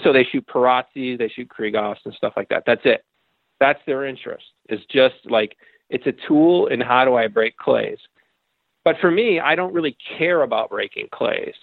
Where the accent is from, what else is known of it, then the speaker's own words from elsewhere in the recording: Connecticut, United States; I grew up in Connecticut, um, and I lived in suburbia.